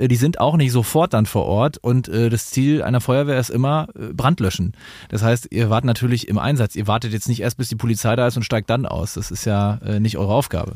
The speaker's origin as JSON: {"language": "German", "area": "Dithmarschen", "region": "Schleswig-Holstein", "country": "Germany", "said": "in Dithmarschen vorstellen kann, wo ich herkomme"}